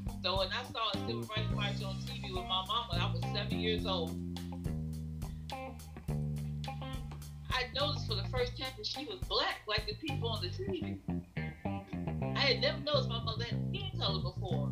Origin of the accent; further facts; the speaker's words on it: Chicago, Illinois, United States; I was born in the Windy City